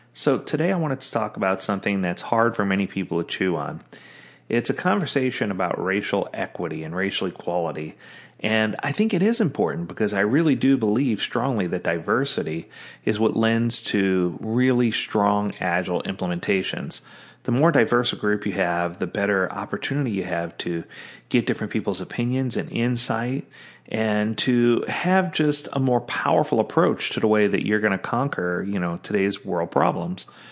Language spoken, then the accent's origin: English; the South, United States; growing up in the South, where there was lots of racial injustice going both ways